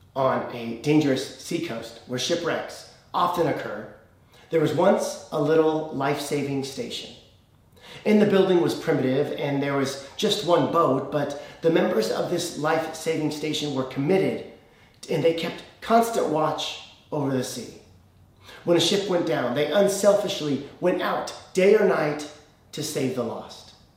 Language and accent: English; United States; as an American